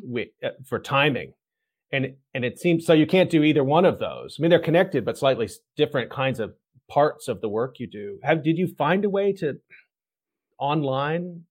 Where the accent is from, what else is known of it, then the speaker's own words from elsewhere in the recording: Texas, United States; I'm from Texas.